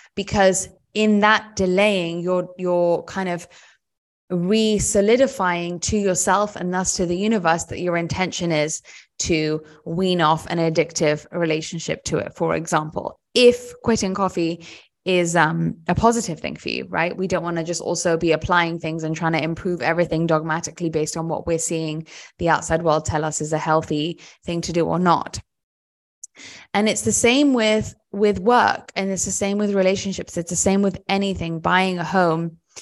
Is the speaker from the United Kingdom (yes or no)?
yes; United Kingdom; I'm British